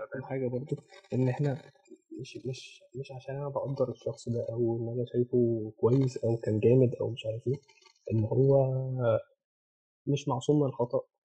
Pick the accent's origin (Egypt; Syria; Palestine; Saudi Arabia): Egypt